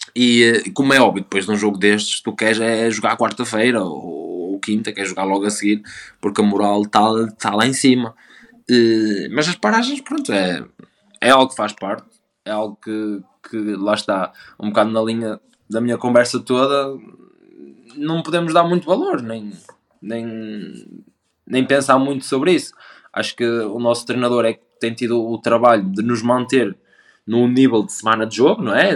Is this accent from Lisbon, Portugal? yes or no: no; Vila do Conde, Porto District, Portugal; o Rio Ave me marcou muito e é o clube da minha terra